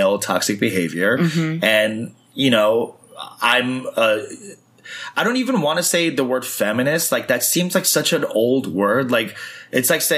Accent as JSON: {"language": "English", "town": "New York City", "region": "New York", "country": "United States", "tie": "born or raised there", "also_born_or_lived": "San Francisco / Chicago", "moved": "as an adult", "lives_now": "Los Angeles, United States", "said": "growing up in Flushing, there wasn't a lot of people like me"}